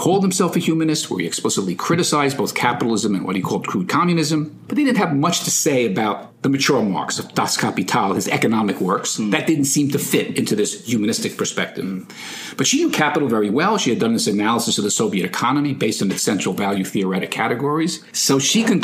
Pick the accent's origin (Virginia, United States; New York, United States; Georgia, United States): New York, United States; New York City; I'm from the Bronx